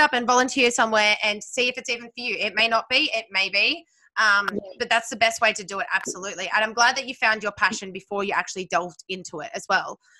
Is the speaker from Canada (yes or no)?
no; Sydney, New South Wales, Australia; moved away; I grew up in Sydney